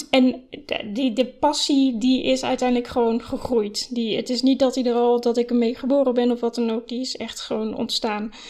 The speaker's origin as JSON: {"language": "Dutch", "region": "Flevoland", "country": "Netherlands", "tie": "born or raised there", "also_born_or_lived": "Oosterhout / Utrecht", "said": "ik ben geboren in Oosterhout, dat is vlakbij Breda. Toen ben ik vanaf mijn negende heb ik gewoond in Flevoland, op verschillende plekken, Lelystad en Almere."}